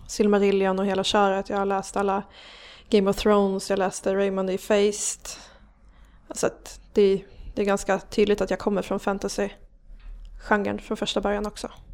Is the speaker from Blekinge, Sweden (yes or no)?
no; Gävle, Gävleborg County, Sweden; also born or lived in Hedesunda / Ljusdal; jag har vuxit upp i Gävle